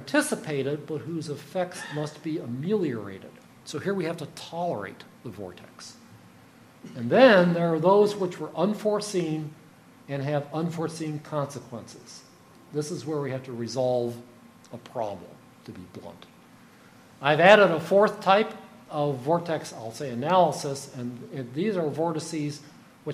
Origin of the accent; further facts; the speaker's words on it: United States; I'm an American